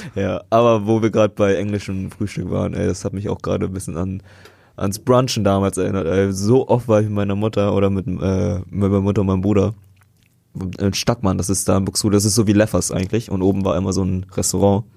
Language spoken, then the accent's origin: German; Vietnam; bei uns in Vietnam